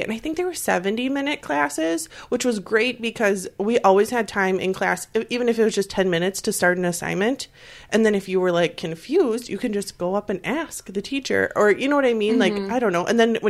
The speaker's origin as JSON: {"language": "English", "town": "De Pere", "region": "Wisconsin", "country": "United States", "said": "Yes, I'm from West Apir"}